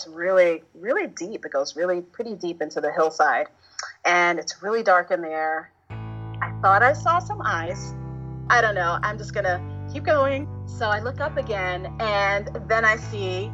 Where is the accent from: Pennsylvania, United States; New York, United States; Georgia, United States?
New York, United States; New York City; I was raised in the neighborhood of Bushwick, Brooklyn